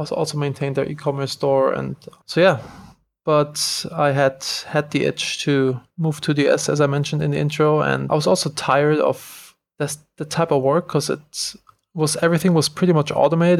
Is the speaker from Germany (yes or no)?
yes; Germany; moved away as an adult; also born or lived in Los Angeles, United States; now in Bodrum, Turkey; I'm originally from Germany